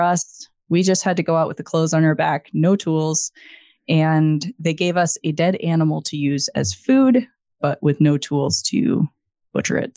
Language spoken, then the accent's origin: English; Idaho, United States; now in Missoula, United States; I grew up in Idaho